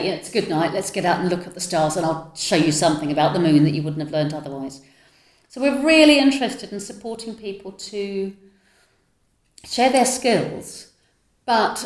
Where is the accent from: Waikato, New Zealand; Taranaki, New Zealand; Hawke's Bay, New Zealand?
Waikato, New Zealand; Tokoroa; moved away; also born or lived in South East London; Tokoroa, where I grew up